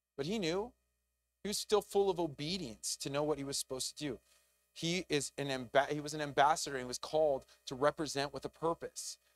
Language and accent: English; United States; as an American